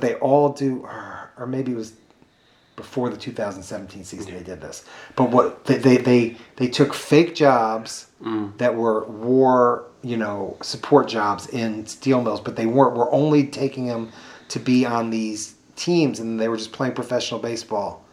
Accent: Chicago, Illinois, United States; I grew up mostly in South Shore.

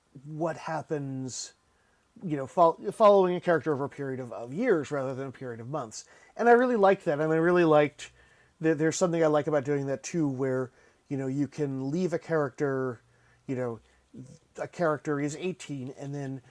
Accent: Asbury Park, New Jersey, United States; I grew up near Asbury Park, New Jersey

